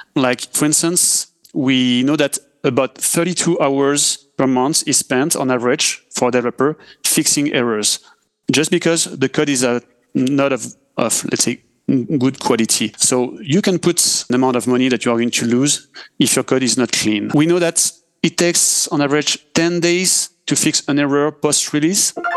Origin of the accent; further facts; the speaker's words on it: France; accent: French; English is a second language; I'm, I'm French, as uh, we can hear with my accent